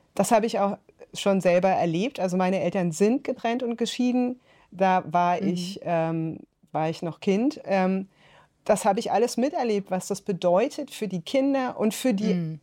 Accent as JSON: {"language": "German", "region": "rural Bavaria", "country": "Germany", "tie": "born or raised there", "also_born_or_lived": "North Rhine-Westphalia", "said": "Also ich bin in Nordrhein-Westfalen geboren, äh, dann ist meine Mutter, die eben aus Bayern kam, mit uns nach der Scheidung zurück, also nach der Trennung, zurück mhm. nach Bayern aufs Land"}